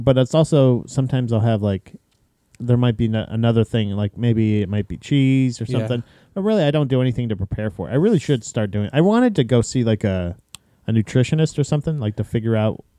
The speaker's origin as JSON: {"language": "English", "region": "Indiana", "country": "United States", "said": "I'm from Indiana, Bodiger."}